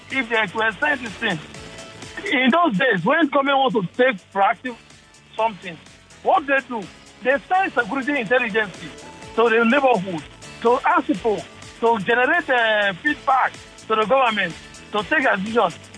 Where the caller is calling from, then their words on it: Preston, North West England, United Kingdom; calling from Preston.